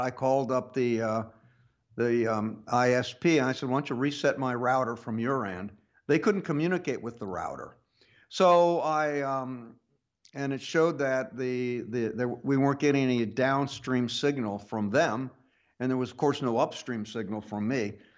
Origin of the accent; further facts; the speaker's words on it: Pittsburg, Kansas, United States; moved away; I grew up in Kansas